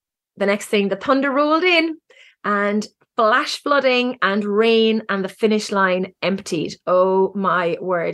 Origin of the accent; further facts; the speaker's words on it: Cork, Munster, Ireland; now in Galway, Ireland; I'm from Cork, even though I live in Galway